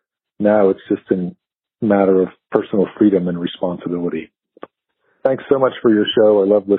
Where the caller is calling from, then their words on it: Colorado Springs, Colorado, United States; I'm from Colorado Springs.